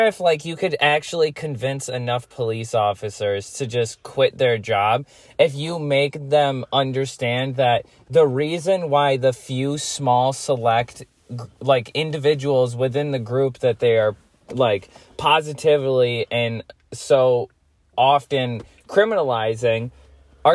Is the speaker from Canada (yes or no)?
no; United States; also born or lived in Lee, New York; we're American.